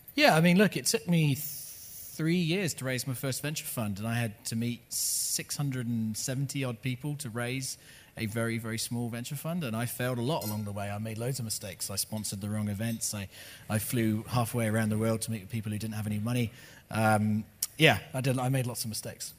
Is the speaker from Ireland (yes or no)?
no; United Kingdom; also born or lived in Los Angeles, United States; now in New Zealand; I, am not an American, I'm a British person. I lived in Los Angeles for 10 years.